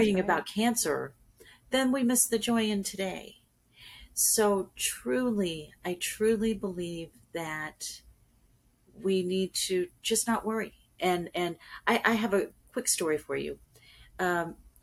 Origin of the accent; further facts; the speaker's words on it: California, United States; now in Panama City, United States; I was raised in California